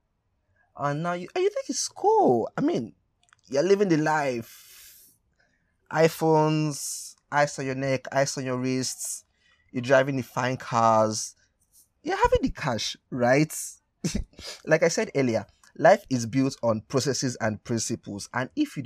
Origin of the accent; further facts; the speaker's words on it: Nigeria; for my Nigerian brothers and sisters